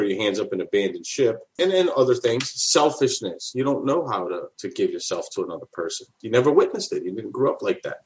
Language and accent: English; New Orleans, Louisiana, United States; born and raised in New Orleans